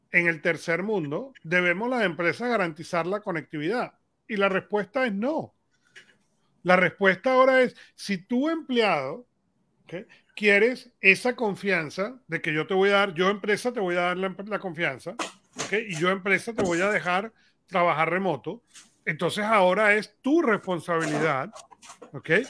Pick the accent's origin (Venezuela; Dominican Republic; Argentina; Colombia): Venezuela; somos venezolanos